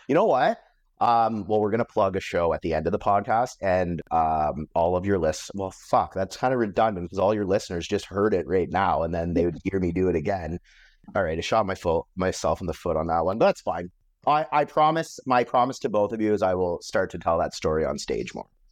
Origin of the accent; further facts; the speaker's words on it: Metcalfe, Ontario, Canada; I grew up in Metcalf, which is a small town.